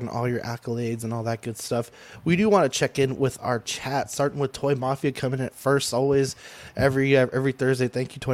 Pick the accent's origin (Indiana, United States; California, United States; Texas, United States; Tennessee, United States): Texas, United States; San Antonio; I'm from San Antonio, Texas